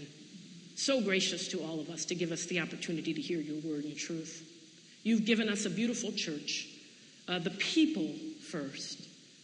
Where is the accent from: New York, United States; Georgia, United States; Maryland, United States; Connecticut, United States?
Connecticut, United States; Storrs; I'm from Storrs, Connecticut, so I'm familiar with our desire to be separate, independent, and collected. That's who we are culturally